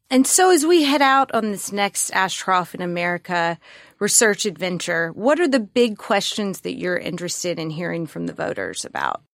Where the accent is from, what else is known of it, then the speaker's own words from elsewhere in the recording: Mississippi, United States; my lovely home state